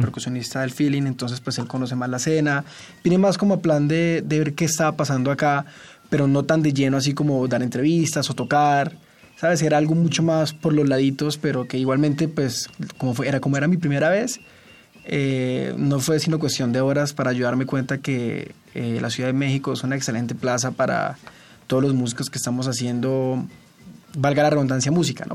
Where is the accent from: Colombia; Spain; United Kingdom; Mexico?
Colombia; Neiva, Huila; now in Los Angeles, United States; Yo soy de Neiva, Colombia